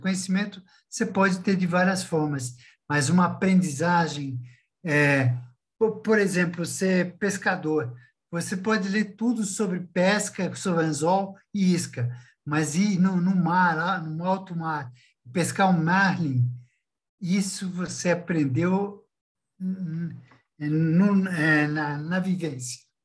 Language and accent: Portuguese; São Paulo, Brazil; now in Belo Horizonte, Brazil; eu sou paulistano, da Gema, da Paulista